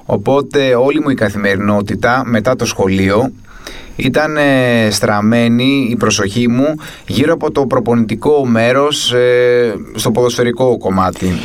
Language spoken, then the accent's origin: Greek; Athens, Attica, Greece; γεννήθηκα και μεγάλωσα στην Αθήνα. Ε, συγκεκριμένα μεγάλωσα στην Πεύκη από τα 7 και έπειτα